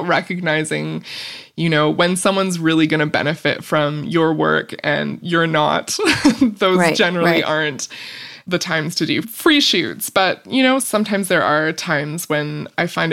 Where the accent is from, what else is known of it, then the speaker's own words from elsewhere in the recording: Vancouver Island, British Columbia, Canada; now in Vancouver, Canada; I grew up on Vancouver Island